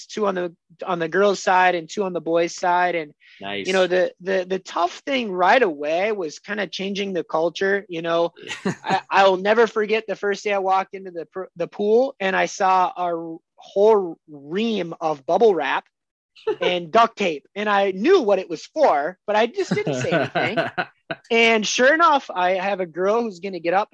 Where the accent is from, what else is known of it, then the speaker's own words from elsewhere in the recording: Alexandria, Minnesota, United States; I moved back to my hometown in Alexandria, Minnesota.